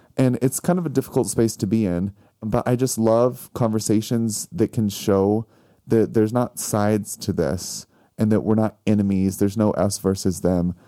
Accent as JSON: {"language": "English", "region": "Missouri", "country": "United States", "moved": "yes", "said": "I'm from Missouri"}